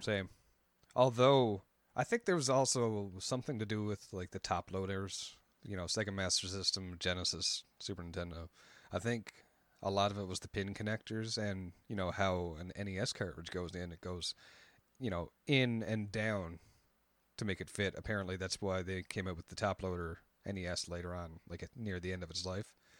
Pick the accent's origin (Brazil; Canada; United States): Canada; I'm Canadian